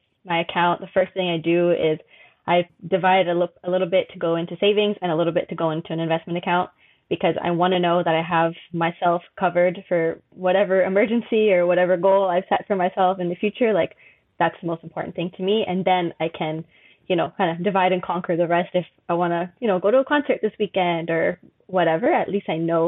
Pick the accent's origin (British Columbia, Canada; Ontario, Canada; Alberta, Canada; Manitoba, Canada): Alberta, Canada; Edmonton; moved away as an adult; now in Montreal, Canada; I'm originally from Edmonton, Alberta, which is city out west. Honestly, not too much going on there. It's the reason I came to Montreal. A lot more happening here. But I do love my hometown